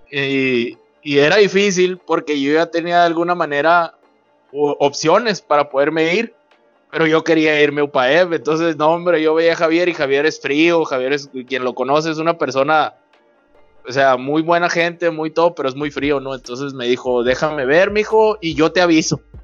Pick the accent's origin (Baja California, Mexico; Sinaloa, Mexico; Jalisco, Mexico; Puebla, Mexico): Sinaloa, Mexico; Culiacán; yo soy de aquí, de Culiacán, Sinaloa